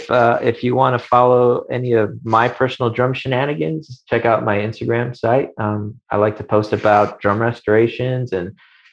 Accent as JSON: {"language": "English", "town": "Chicago", "region": "Illinois", "country": "United States", "tie": "born or raised there", "said": "I grew up in Chicago."}